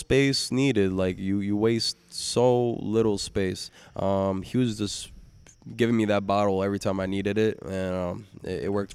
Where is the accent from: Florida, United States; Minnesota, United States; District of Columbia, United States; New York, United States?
New York, United States; New York City; I'm not from here. I'm from Brooklyn